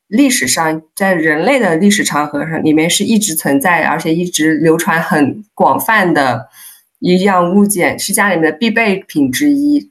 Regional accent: Hunan, China; moved away as an adult; now in Netherlands; 我是湖南人

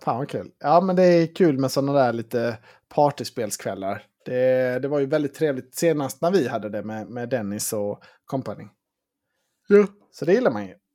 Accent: Sweden; vi svenskar

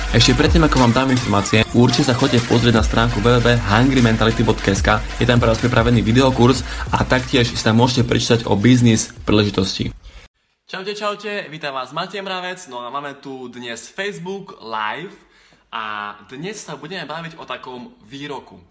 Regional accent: eastern Slovakia, Slovakia; pre nás východňarov

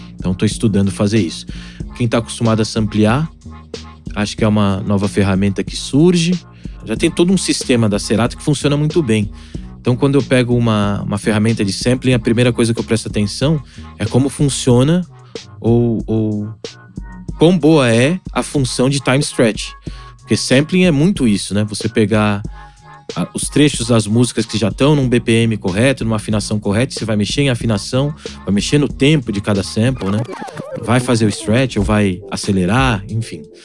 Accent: São Paulo, Brazil; Eu fui criado no Alto de Piranga. Depois, meus pais compraram uma casa na Vila Arapuá, que é um subdistrito do bairro do Ipiranga. Dizem que é um dos bairros mais tradicionais de São Paulo

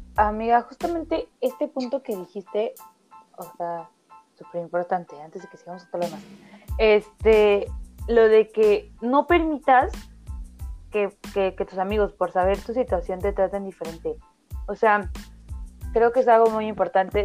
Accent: Oaxaca, Mexico; yo soy de Oaxaca, provincia, cien por ciento

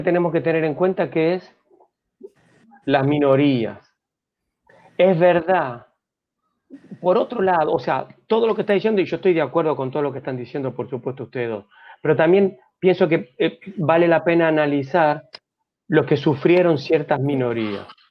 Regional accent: Argentina; moved away; Yo soy argentino, yo tenía, no me acuerdo, veintipico de años

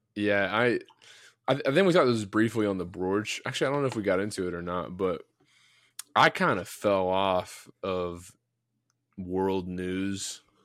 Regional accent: United States; as an American

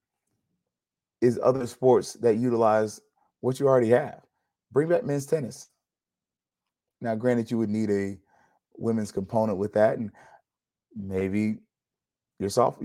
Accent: Tallahassee, Florida, United States; now in Orlando, United States; growing up in Tallahassee

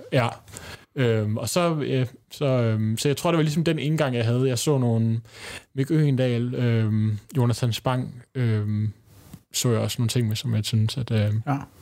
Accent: Bornholm, Capital Region of Denmark, Denmark; now in Copenhagen, Denmark; der boede jeg på Bornholm, øh, hvor jeg voksede op

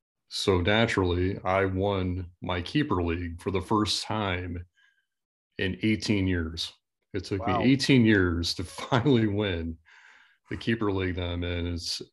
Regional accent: Kansas City, United States; Every time I say I'm from Kansas City

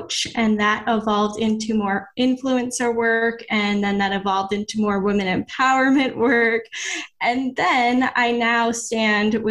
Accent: Maine, United States; moved away as an adult; now in Florida, United States; I came from Maine.

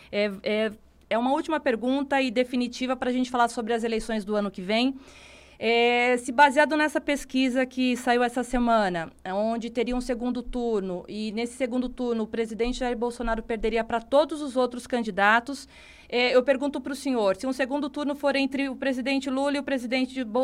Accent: São Paulo, Brazil; Governador, eu sou paulista, o meu coração é cearense, porque eu estou aqui há 15 anos

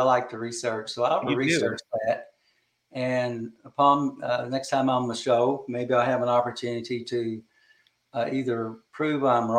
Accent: Harrison County, Kentucky, United States; I'm from Harrison County, Kentucky

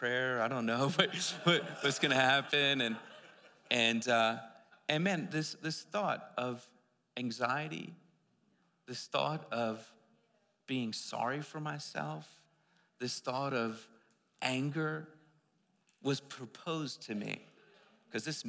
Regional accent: East Coast, United States; I'm from the East Coast

